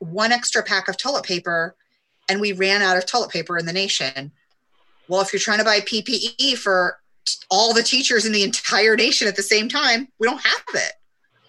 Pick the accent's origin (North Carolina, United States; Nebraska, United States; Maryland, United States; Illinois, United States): Nebraska, United States; Omaha; now in Lincoln, United States; I'm from Omaha, which is the biggest city, and it's still such a small town. I run into people from high school everywhere I go in Omaha.